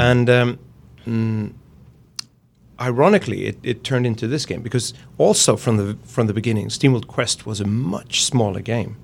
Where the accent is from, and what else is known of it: Gothenburg, Västra Götaland, Sweden